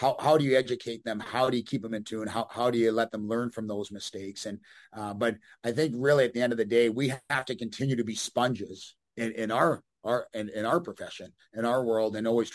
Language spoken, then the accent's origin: English; Canada; moved away as an adult; also born or lived in Amarillo, Texas / Bloomington; being a Canadian.